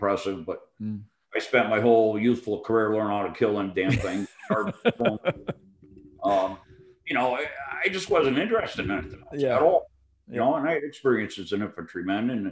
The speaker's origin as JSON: {"language": "English", "town": "Chicopee", "region": "Massachusetts", "country": "United States", "tie": "born or raised there", "moved": "as an adult", "said": "I grew up in Chicopee, Massachusetts"}